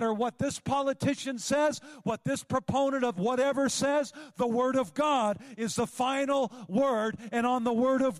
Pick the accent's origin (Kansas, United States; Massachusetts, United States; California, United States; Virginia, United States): California, United States; Northern; Growing up in Northern California, I used to tube the Feather River